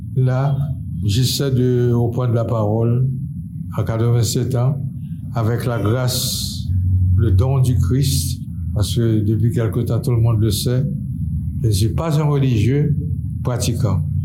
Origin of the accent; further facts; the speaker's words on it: Port-au-Prince, Ouest, Haiti; also born or lived in Artibonite; Je suis né dans la Thibonide en 1936, ça fait bien 87 ans